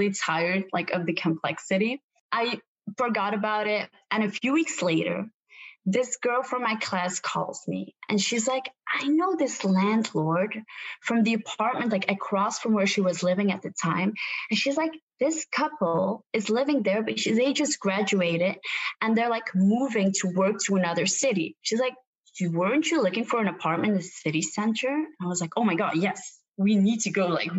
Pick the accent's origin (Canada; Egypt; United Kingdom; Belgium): Belgium; also born or lived in Ghent, Belgium; I'm from Belgium